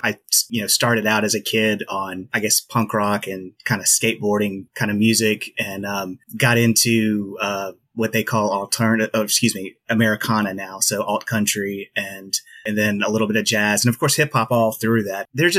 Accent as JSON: {"language": "English", "town": "Ocean Springs", "region": "Mississippi", "country": "United States", "moved": "yes", "lives_now": "Jackson, United States", "said": "I'm from Ocean Springs originally, and I'm in the Jackson area."}